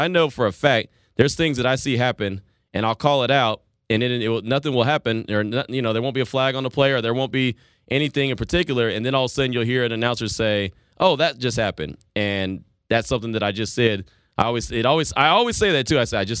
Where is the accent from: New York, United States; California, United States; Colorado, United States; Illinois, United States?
California, United States; Santa Maria; Coach began his coaching career in my hometown of Santa Maria, California, from my school, Allen Hancock College